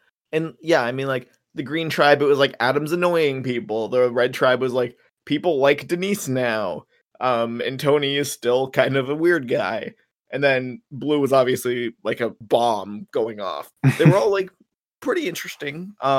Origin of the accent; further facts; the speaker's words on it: Canada; I'm surprised more than anything that people still care about baseball as a Canadian.